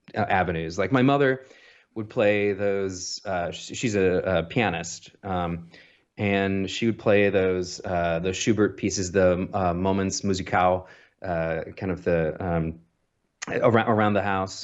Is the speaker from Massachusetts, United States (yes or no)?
no; Muscatine, Iowa, United States; also born or lived in Davenport, Iowa; I was born November 19th, 1980. I'm a Scorpio in Muscatine, Iowa, which is a small city on the Mississippi